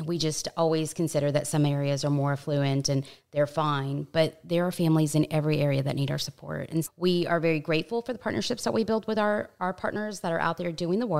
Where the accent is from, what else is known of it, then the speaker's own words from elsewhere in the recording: New Braunfels, Texas, United States; I'm from New Braunfels, and it just continues to grow.